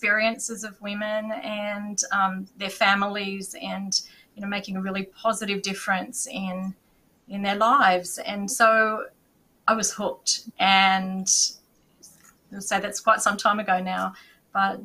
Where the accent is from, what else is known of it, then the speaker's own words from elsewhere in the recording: Australia; now in United States; I'm an Australian midwife, and I've been a midwife for over 30 years now